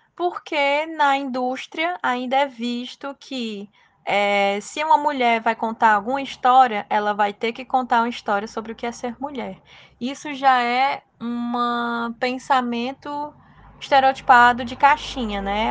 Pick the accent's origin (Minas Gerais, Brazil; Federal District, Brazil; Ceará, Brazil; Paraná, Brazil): Ceará, Brazil; como brasileira, como nordestina e como cearense que faz cinema